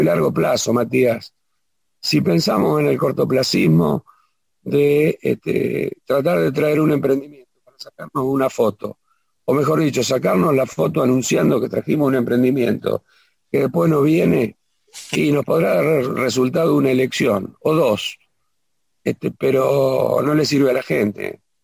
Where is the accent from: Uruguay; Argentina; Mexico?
Argentina; Ramallo, Buenos Aires Province; also born or lived in Pérez Millán; Después, hasta los cinco años, estuve en Villa Ramallo y después ya me afinqué cuando mis padres